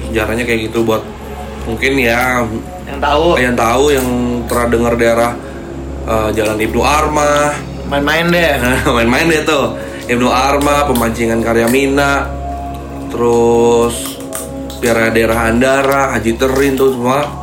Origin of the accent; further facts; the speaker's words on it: Depok, West Java, Indonesia; cerita-cerita dari kampung gue